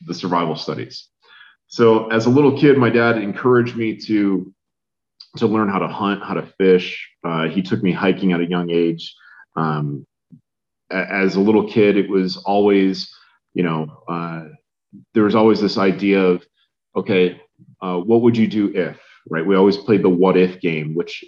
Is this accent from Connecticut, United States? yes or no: yes; Connecticut, United States; I grew up in Connecticut.